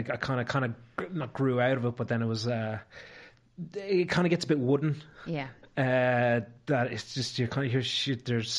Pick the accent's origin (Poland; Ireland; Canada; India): Ireland; there wasn't a lot of people of my hue growing up in Ireland at the time.